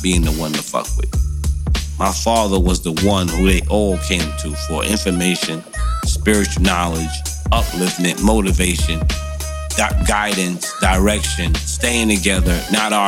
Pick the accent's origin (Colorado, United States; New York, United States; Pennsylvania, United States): New York, United States; New York City; I'm born and bred in Brooklyn, New York, Brownsville